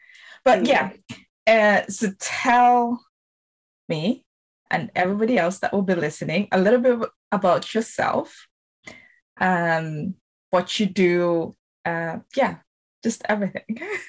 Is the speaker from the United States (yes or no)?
no; Zambia; moved away; I am originally from Zambia